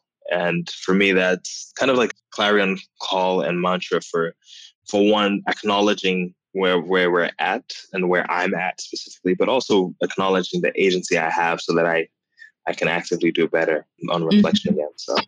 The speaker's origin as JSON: {"language": "English", "country": "United States", "tie": "born or raised there", "said": "growing up in the United States where the first Black president ever"}